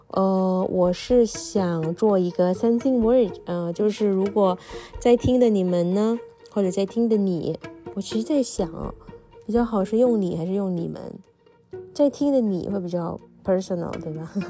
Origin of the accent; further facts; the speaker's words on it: Indonesia; Chinese is a second language; moved away as an adult; also born or lived in Taiwan / Xiamen, China; 因为没想到在中国也能知道跟我家乡一模一样的美食